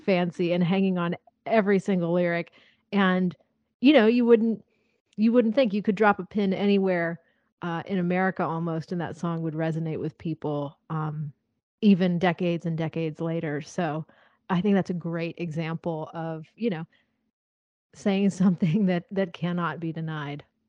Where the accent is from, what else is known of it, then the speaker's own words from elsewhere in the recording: Nashville, Tennessee, United States; growing up in Nashville here